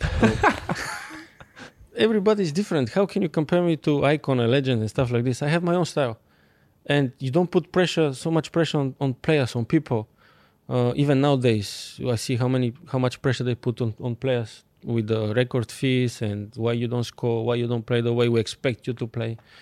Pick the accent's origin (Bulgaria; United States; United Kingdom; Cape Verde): Bulgaria; English is a second language; moved away as an adult; I'm coming from Bulgaria